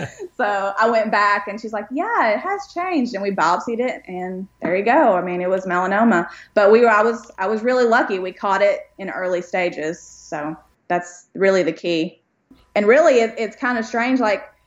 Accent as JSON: {"language": "English", "region": "East Tennessee", "country": "United States", "tie": "born or raised there", "also_born_or_lived": "Pikeville, Kentucky", "said": "I grew up actually in East Tennessee and, you know, born in East Kentucky, but it's, they're really close by to each other."}